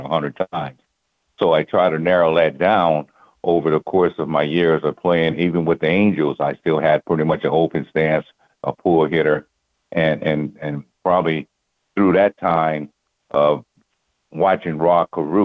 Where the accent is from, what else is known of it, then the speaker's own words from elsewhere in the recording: California, United States; I'm from California